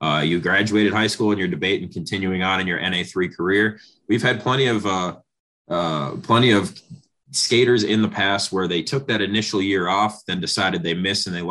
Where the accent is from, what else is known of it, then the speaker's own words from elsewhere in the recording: Antigo, Wisconsin, United States; I'm from Anago, and there's a bunch of small towns, northern Wisconsin